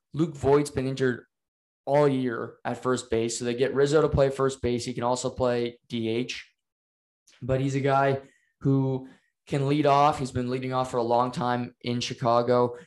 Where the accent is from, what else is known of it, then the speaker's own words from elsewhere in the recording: Canada; We're Canadian